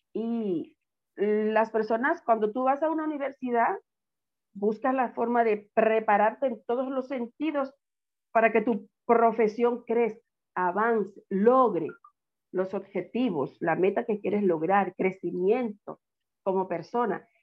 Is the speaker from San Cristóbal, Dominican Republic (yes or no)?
yes; Villa Altagracia, San Cristóbal, Dominican Republic; cuando estaba pequeña, en mi, en mi pueblo, Villa Gracia